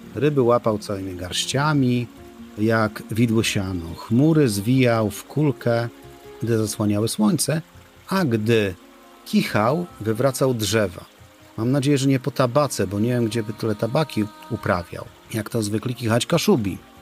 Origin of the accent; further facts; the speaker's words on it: Gdynia, Pomeranian Voivodeship, Poland; Jako gdynianin wyrosły obok kaszubów